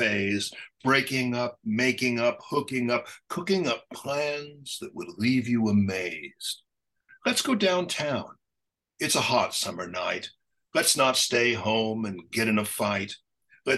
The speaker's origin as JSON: {"language": "English", "town": "Los Angeles", "region": "California", "country": "United States", "said": "I'm an American poet who is from Los Angeles, who's Italian and Latin"}